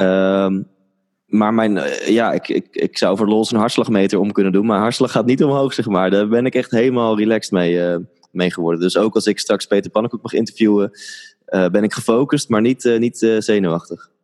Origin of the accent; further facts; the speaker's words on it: Netherlands; ik ben in Nederland geboren